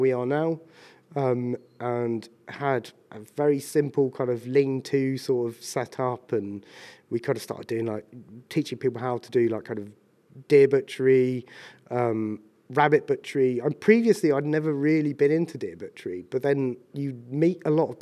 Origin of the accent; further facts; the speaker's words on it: Ashdown Forest, Sussex, South East England, United Kingdom; moved away as an adult; also born or lived in London; I'm from Sussex originally, or grew up on Ashdown Forest.